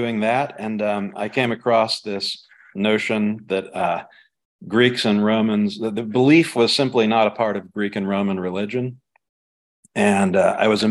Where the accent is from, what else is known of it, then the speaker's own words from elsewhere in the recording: South India, India; moved away; I knew from growing up in South India